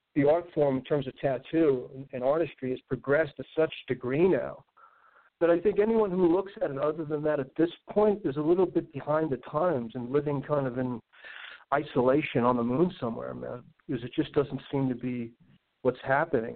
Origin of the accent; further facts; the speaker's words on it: New York City, New York, United States; moved away as an adult; growing up in Brooklyn in a very kind of limited circumstance